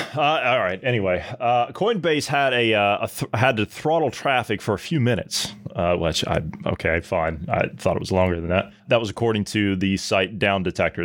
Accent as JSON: {"language": "English", "region": "Ohio", "country": "United States", "tie": "born or raised there", "said": "my home state"}